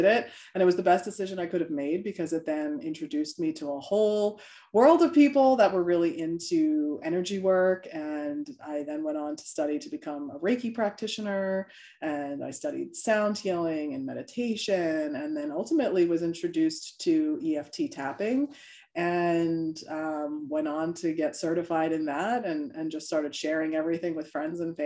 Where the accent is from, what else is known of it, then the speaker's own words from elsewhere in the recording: New York, United States; now in Delaware, United States; I'm originally from New York, so I'm a New Yorker at heart